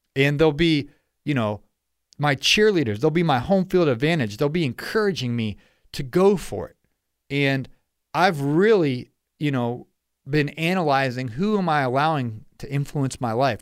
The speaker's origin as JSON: {"language": "English", "region": "Ohio", "country": "United States", "moved": "yes", "lives_now": "Atlanta, United States", "said": "I'm from Ohio"}